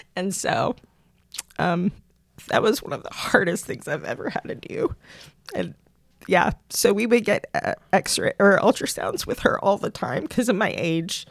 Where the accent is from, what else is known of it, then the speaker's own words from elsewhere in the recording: Pennsylvania, United States; moved away as an adult; also born or lived in Wisconsin; now in Tyler, United States; I grew up in Pennsylvania, uh, first 20, 21 years of my life